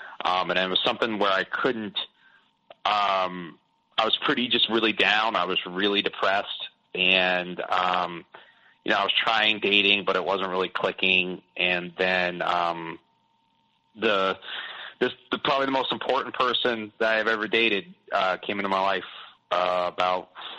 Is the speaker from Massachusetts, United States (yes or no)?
yes; Boston, Massachusetts, United States; born there; also born or lived in South; I moved a lot when I was younger. Kind of typical, you know, I was born in Boston. Then I moved south when my parents got divorced. And I kind of stayed south.